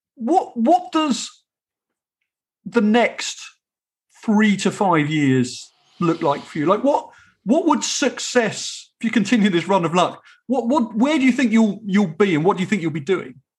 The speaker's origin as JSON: {"language": "English", "region": "England", "country": "United Kingdom", "said": "as an English person"}